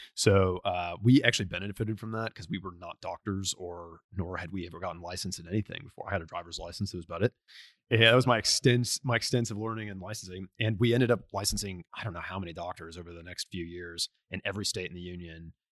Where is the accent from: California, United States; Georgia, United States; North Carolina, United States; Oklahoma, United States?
Oklahoma, United States; Tulsa; also born or lived in La Crosse, Wisconsin; I was born in, uh, La Crosse, Wisconsin, but, uh, grew up in Tulsa